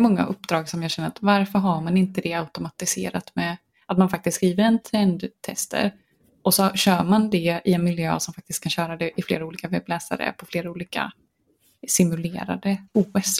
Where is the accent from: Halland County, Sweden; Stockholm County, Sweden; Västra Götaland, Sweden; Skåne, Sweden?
Västra Götaland, Sweden; Gothenburg; accent: Gothenburg dialect (göteborgska); jag blir ju jättemobbad för min göteborgska